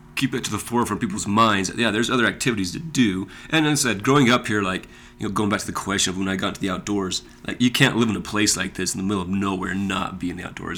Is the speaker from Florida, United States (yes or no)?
no; Monticello, Utah, United States; I grew up here in Monticello.